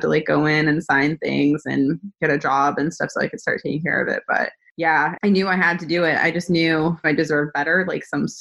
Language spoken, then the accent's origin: English; New Hampshire, United States; also born or lived in San Diego; now in Charlotte, United States; I grew up in New Hampshire